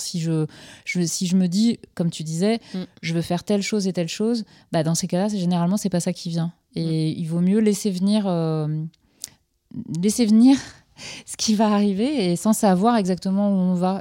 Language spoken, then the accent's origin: French; Finistère, Brittany, France; je suis originaire du Finistère, donc proche de, de la mer